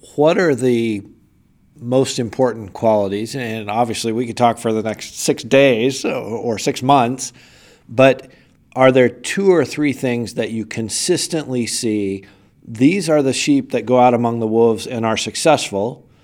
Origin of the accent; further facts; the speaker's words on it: United States; I'm an American Christian. I live here in the U S.